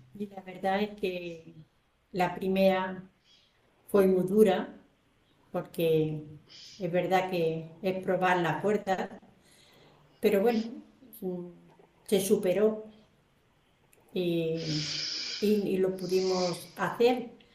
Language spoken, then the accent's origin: Spanish; Albacete, Castilla-La Mancha, Spain; yo le dije que era de Albacete